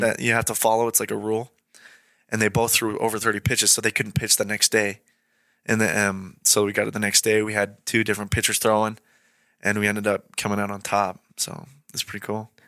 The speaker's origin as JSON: {"language": "English", "region": "Idaho", "country": "United States", "tie": "born or raised there", "also_born_or_lived": "Great Falls, Montana"}